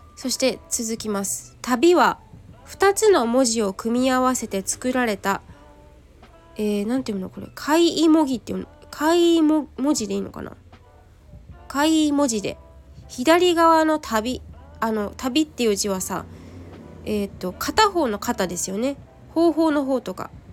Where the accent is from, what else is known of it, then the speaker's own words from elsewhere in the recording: Kanagawa, Japan; 結局私今地元の神奈川県にいるからさ